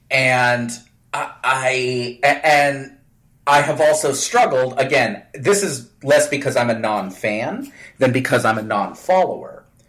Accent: Northeast, United States; I was born in the Northeast

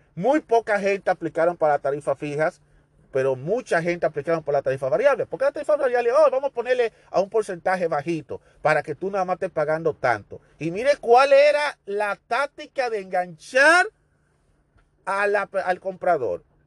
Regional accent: Dominican Republic; moved away; yo soy dominicano

